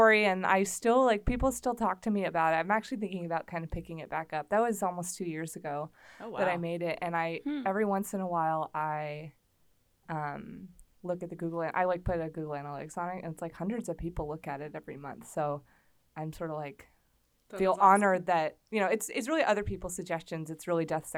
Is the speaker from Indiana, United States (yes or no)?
yes; Indiana, United States; moved away as an adult; also born or lived in Minneapolis; I'm also from Indiana